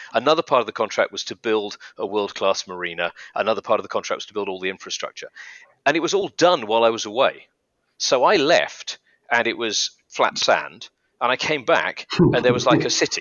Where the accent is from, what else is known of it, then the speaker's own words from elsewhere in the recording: United Kingdom; now in United Arab Emirates; I'm British from the UK